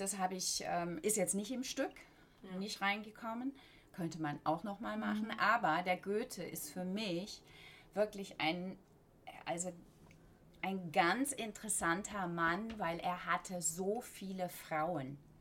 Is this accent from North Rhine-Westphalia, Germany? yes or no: no; Black Forest, Baden-Württemberg, Germany; also born or lived in London; now in Berlin, Germany; ich bin im Schwarzwald aufgewachsen, richtig auf dem Dorf